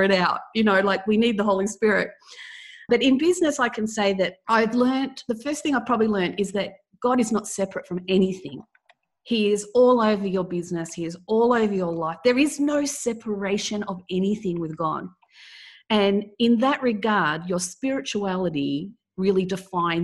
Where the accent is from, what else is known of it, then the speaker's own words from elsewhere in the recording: Melbourne, Victoria, Australia; I was born in Melbourne, Australia.